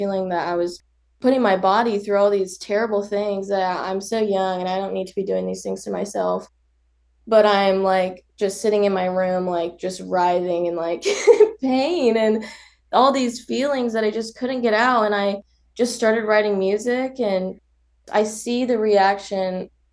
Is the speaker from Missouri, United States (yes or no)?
no; Wichita, Kansas, United States; growing up in Wichita, Kansas.